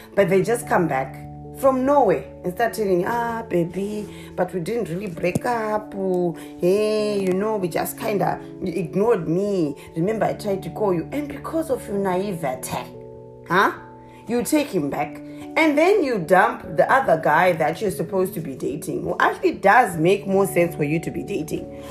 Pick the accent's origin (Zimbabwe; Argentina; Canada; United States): Zimbabwe; moved away; I'm originally from a small little country in the southern part of Africa called Zimbabwe. So that's where the accent comes from